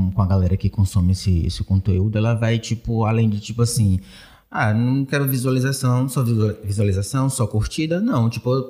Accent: Pojuca, Bahia, Brazil; now in Salvador, Brazil; Eu sou de Pojuca e vim morar aqui em Salvador por conta da faculdade, do estágio e trabalho. E hoje eu vivo nessa cidade, né?

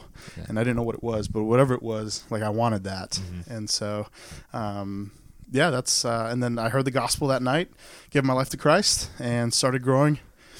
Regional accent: Saudi Arabia; also born or lived in Maryland, United States; now in United States; Growing up in Saudi Arabia, there are no churches. There are no Bibles. So everything I knew about God or Jesus was through my mother. And then after 9/11, we ended up moving back to Maryland.

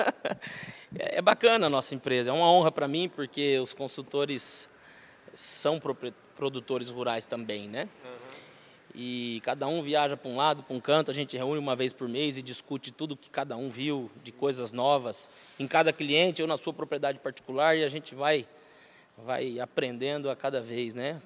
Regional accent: Ourinhos, São Paulo, Brazil; also born or lived in Marília / Piracicaba; Eu sou nascido em Marília, São Paulo. É, meu pai tinha um posto de gasolina em Ourinhos, uhum. na verdade Santa Cruz do Rio Pardo, entre Ourinhos e Santa Cruz, posto cruzadão. E aí, prontamente já fomos morar em Ourinhos, né, eu e minha família, fui criado lá

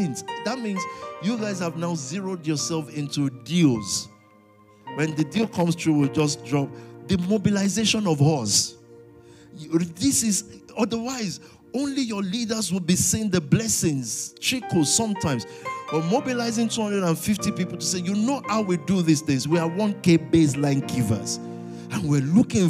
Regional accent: London, United Kingdom; I'm a Londoner to the core

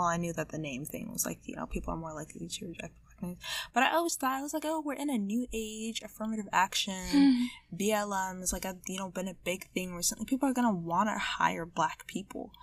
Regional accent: Southern Indiana, United States; accent: American; I was born and bred in Southern Indiana

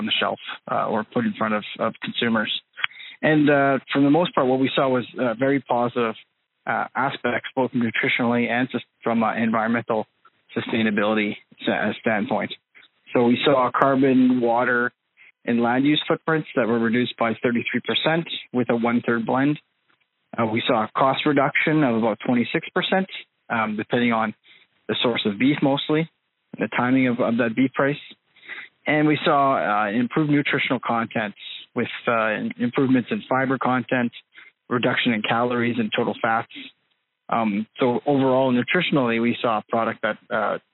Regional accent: Red River Valley, Manitoba, Canada; I'm originally from the Red River Valley in Manitoba

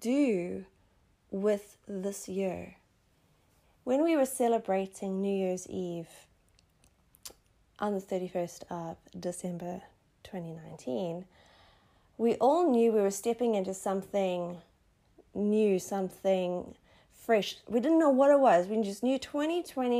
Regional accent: South Africa; born or raised there

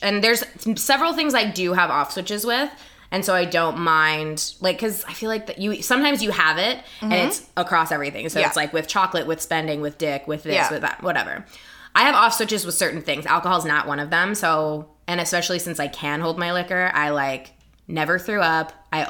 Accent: California, United States; accent: white girl from California; I'm from California. I sound like I'm a white girl from California.

